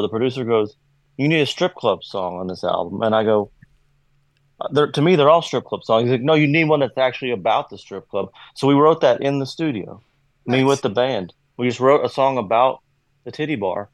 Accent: Kentucky, United States; accent: southern twang; I'm from Kentucky

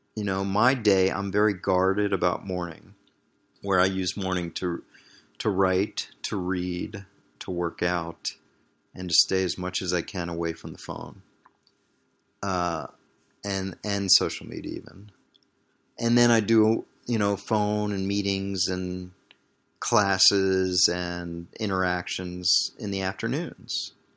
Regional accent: Washington, District of Columbia, United States; moved away as an adult; also born or lived in Barcelona, Spain / Green Bay, Wisconsin; growing up in Washington, D C

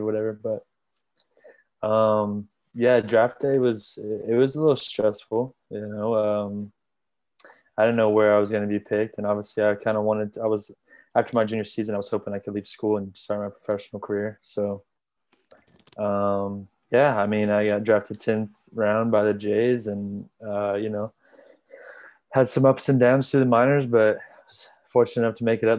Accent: Gainesville, Florida, United States; I grew up in Gainesville. So I've been a Gator fan my whole life

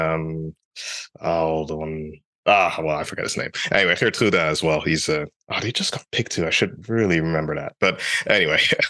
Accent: Netherlands; I'm of a Nigerian family, but then grew up in the Netherlands.

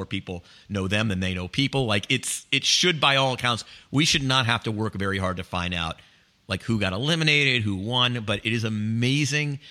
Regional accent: the South, United States; moved away; growing up in the South

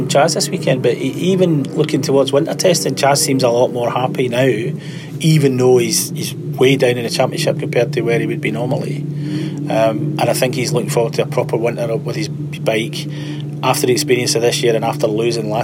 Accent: Scotland, United Kingdom; I come from Scotland.

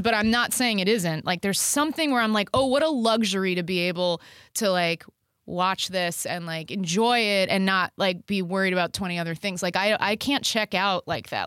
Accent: Dallas, Texas, United States; I grew up in Texas, And, um, I grew up in Dallas

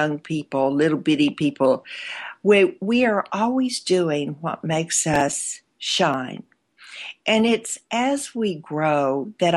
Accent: Arkansas, United States; When I was a little girl, growing up in Arkansas

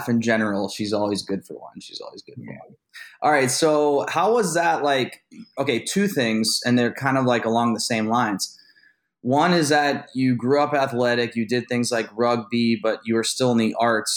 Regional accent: Youngstown, Ohio, United States; I'm from Youngstown, so I'm very familiar with Pittsburgh.

